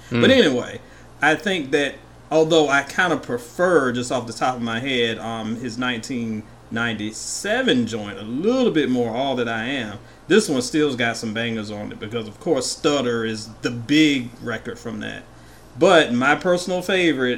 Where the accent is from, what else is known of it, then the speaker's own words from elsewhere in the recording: Virginia, United States; I was in my home state of VA my junior year of college